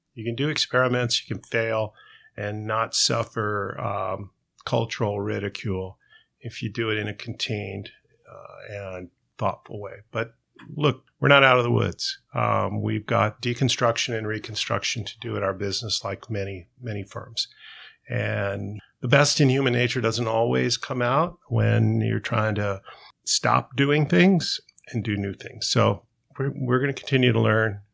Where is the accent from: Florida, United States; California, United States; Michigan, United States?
California, United States; Southern; We grew up in Southern California